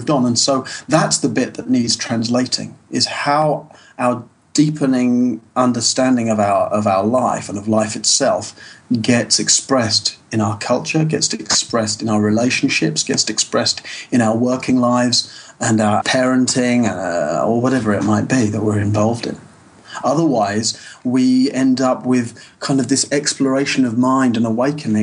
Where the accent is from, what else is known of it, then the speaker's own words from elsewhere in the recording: United Kingdom; moved away as an adult; also born or lived in Southwest France; now in France; I'm British originally.